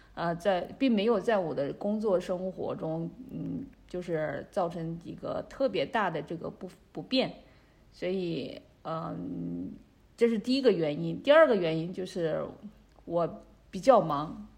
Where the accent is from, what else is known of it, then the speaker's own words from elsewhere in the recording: China; moved away as an adult; also born or lived in Beijing, China; now in Canada; 我的老家，他那边的话，就是 呃，距离武汉很近